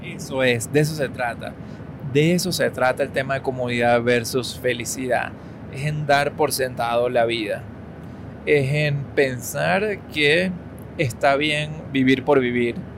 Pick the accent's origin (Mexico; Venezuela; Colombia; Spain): Venezuela; now in United States; nosotros somos personas que vivimos y crecimos en Venezuela, ¿ok? Y que de pronto, pues nos mudamos a Estados Unidos.